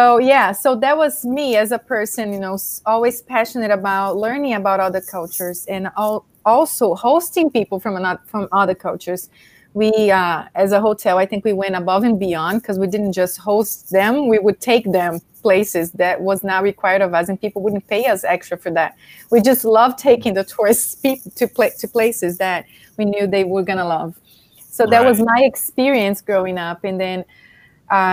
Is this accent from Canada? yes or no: no; Brazil; moved away; I'm Brazilian. So, born and raised in Brazil